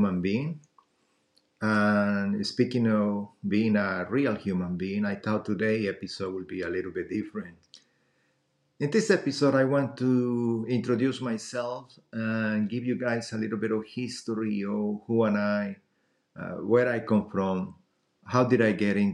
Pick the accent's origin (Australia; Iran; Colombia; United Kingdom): Colombia; now in United States; I'm originally from Colombia